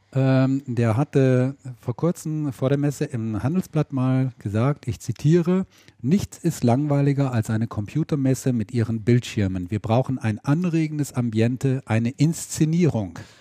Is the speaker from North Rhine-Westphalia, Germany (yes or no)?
yes; Ahaus, North Rhine-Westphalia, Germany; aus Ahaus, aus meiner Heimat